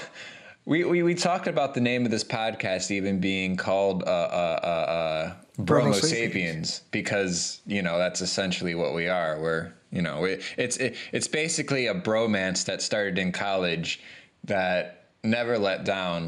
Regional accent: Cleveland, Ohio, United States; I am reigning from Cleveland, Ohio

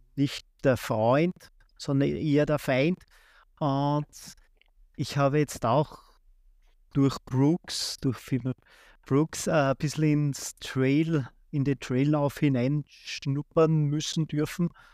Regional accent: Austria; der erste Marathon war in Linz, also 70 Kilometer von meiner Heimatstadt

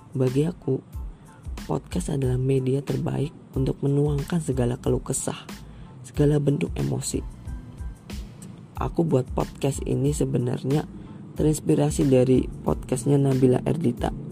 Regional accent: Banyumas, Central Java, Indonesia; born there; aku lahir di Banyumas 8 November 2002 hari Jumat yap benar benar benar umur aku 17 tahun

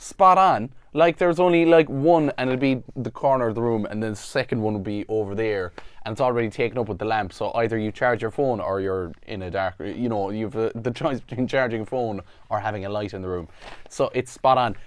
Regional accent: Ireland; because I'm Irish, I have, you know, I'm covered insurance-wise, 'cause I'm from here

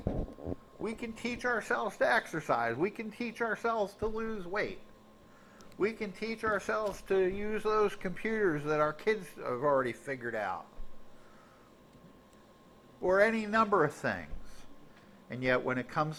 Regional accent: United States; I'm an American

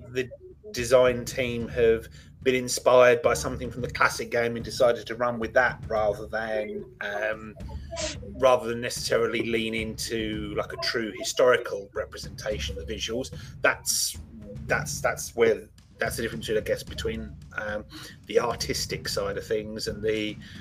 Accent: England, United Kingdom; I'm English

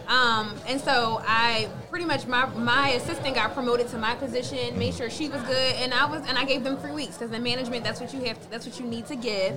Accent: Philadelphia, Pennsylvania, United States; I grew up in Germantown with concrete

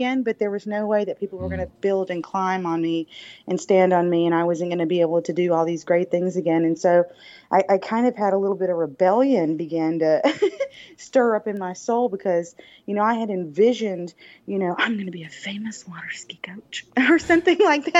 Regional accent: the South, United States; accent: Southern drawl; I'm from the South, if you cannot tell. With my

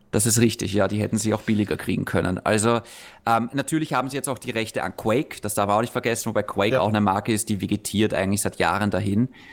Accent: Austria; für uns in Österreich

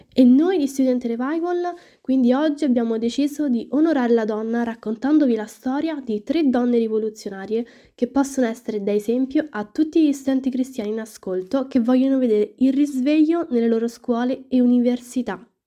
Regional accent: Rome, Lazio, Italy; sono una studentessa universitaria, ho 19 anni e vengo da Roma

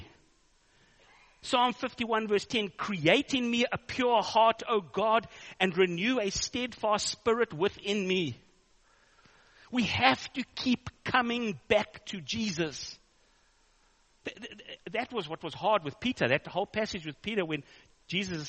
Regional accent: South Africa; I'm a South African

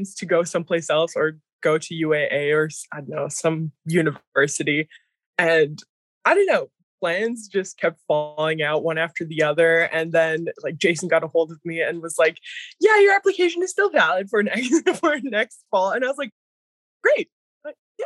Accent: St. Mary's, Alaska, United States; also born or lived in Mount Edgecumbe, Alaska; I am originally from St. Mary's, Alaska.

